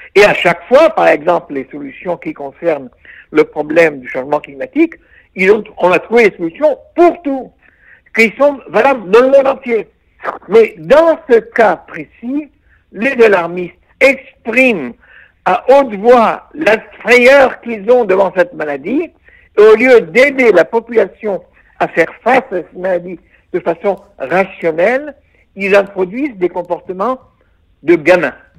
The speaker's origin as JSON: {"language": "French", "country": "Israel", "said": "chez nous en Israël"}